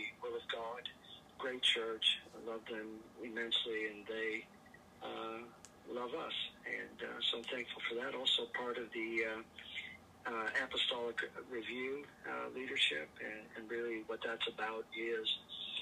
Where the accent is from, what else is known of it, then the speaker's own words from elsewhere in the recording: Vancouver, British Columbia, Canada; also born or lived in Portugal; I was born in Portugal, and our family immigrated to Canada, Vancouver, British Columbia, where I was raised